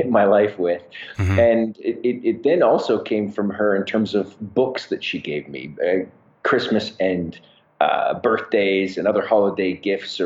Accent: Calgary, Alberta, Canada; I am born and raised in Calgary, Canada, which is where I am right now.

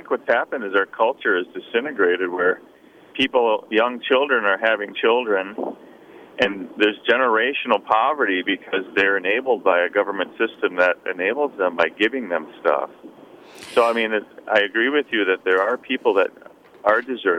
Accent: Columbia Heights, Minnesota, United States; when I was a kid growing up in Columbia Heights, I'm 57

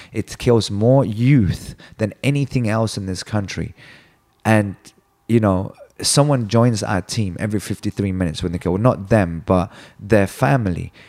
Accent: Sweden; now in United States; I'm from Sweden

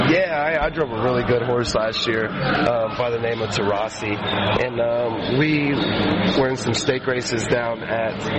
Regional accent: Ohio, United States; also born or lived in Sacramento; I'm actually from Ohio

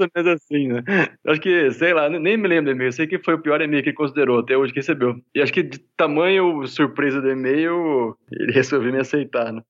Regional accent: São José do Rio Preto, São Paulo, Brazil; eu nasci em Rio Preto, interior de São Paulo

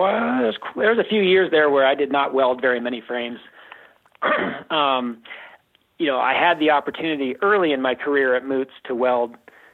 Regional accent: Oregon, United States; now in Steamboat Springs, United States; And I grew up skiing on Mount Hood.

